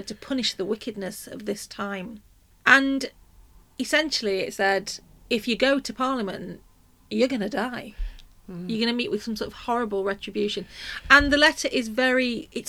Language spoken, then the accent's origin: English; Nottingham, East Midlands, United Kingdom; I'm from Nottingham, so Midlands to me